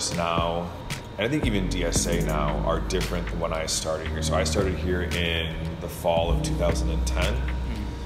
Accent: Michigan, United States; now in Durham, United States; I'm originally from Michigan

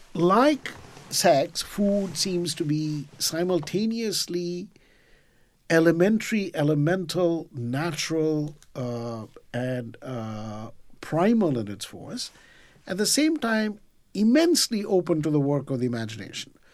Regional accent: Mumbai, Maharashtra, India; now in New York, United States; when I was growing up in Mumbai

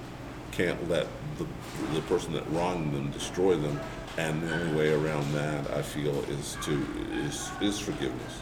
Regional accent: Washington, District of Columbia, United States; also born or lived in Titusville, Alabama; I was born in Washington, D.C.

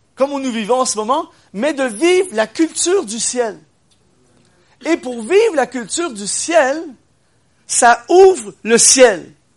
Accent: Quebec, Canada; je viens du Québec. C'est dur à discerner, mais je viens du Québec.

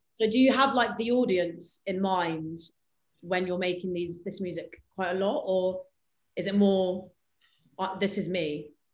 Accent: England, United Kingdom; I was born and raised in England, so I'm like British in one sense

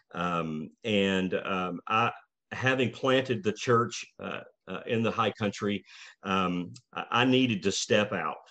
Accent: Rome, Georgia, United States; we moved back to Rome, my hometown

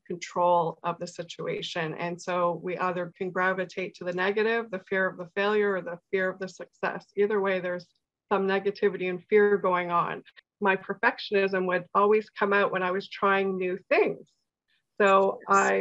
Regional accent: Toronto, Ontario, Canada; moved away as an adult; now in Barrie, Canada; I'm originally from Toronto and I moved up into the Barrie area about 10 years ago

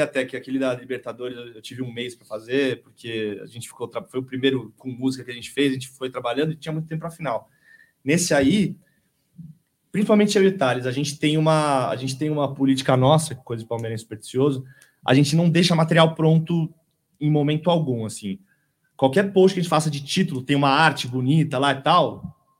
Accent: São Paulo, Brazil; moved away as an adult; now in ABC Paulista, Brazil; eu sou nascido é, no Brooklyn

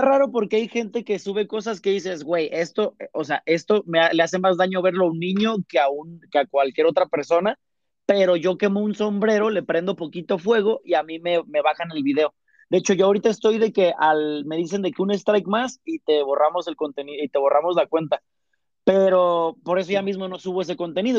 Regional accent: Uruapan, Michoacán, Mexico; moved away; yo soy de Michoacán, ¿no? De Ollada Uruapan

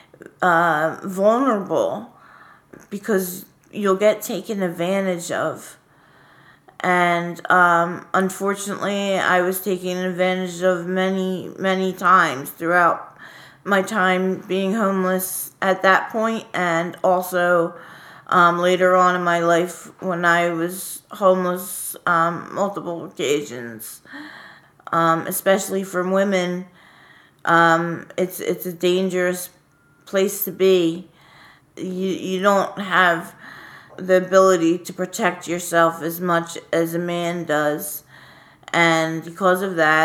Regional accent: Philadelphia, Pennsylvania, United States; I am from Fairmount. I've moved around a lot, my family, but for the majority of my childhood, I was in Fairmount.

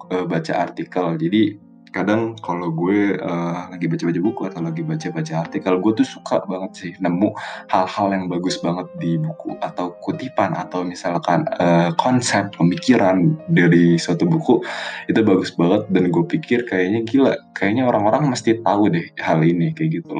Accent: Jakarta, Indonesia; gue dari Jakarta jadi gue emang lahir di Jakarta sekolah gue gede di Jakarta abis itu gue sekolah di Jakarta

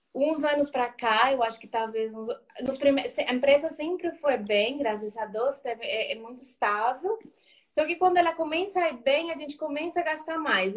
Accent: Colombia; Portuguese is a second language; moved away as an adult; now in Brazil; Eu sou colombiana, eu moro no Brasil faz uns 3, 14, 15 anos

